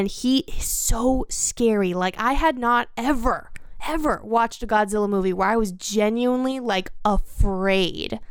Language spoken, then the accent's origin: English; United States; as an American